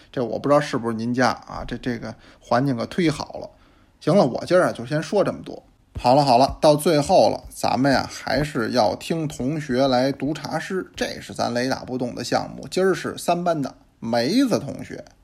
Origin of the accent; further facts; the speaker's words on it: Beijing, China; 因为我是北京人嘛